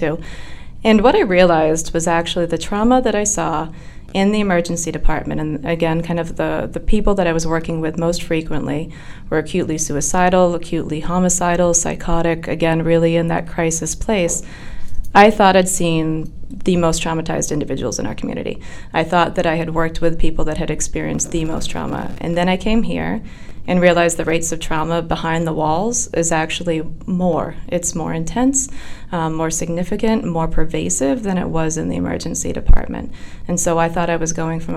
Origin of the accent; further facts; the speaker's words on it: Orange, Massachusetts, United States; I grew up in Orange, Massachusetts, so I really haven't traveled very far.